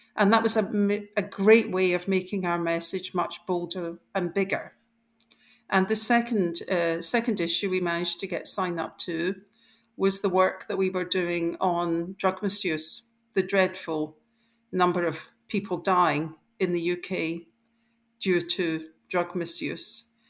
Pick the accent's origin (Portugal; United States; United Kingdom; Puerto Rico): United Kingdom; Scotland; I grew up in Scotland